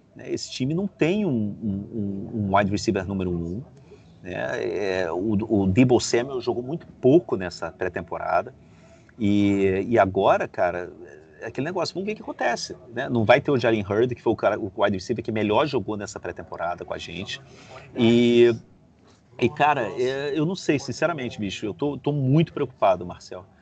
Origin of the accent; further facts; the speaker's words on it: Rio de Janeiro, Brazil; also born or lived in Beirut; now in Madrid, Spain; sou do Rio de Janeiro, cara, morei em Beirute e, e moro em Madrid